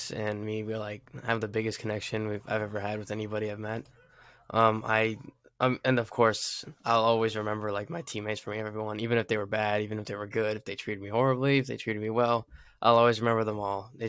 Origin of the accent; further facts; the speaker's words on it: Fort Carson, Colorado, United States; we I grew up in Fort Carson, so like like a couple years, and that's where I was born at.